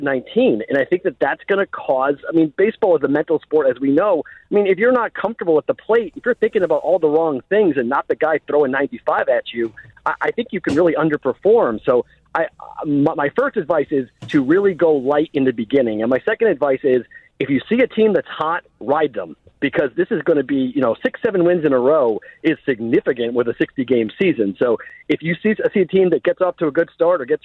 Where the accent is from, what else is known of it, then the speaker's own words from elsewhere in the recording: Boston, Massachusetts, United States; I'm a Bostonian